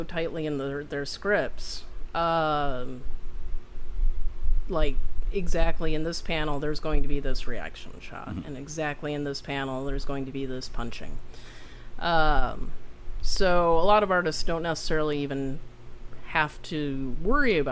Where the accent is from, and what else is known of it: Fort Collins, Colorado, United States; born or raised there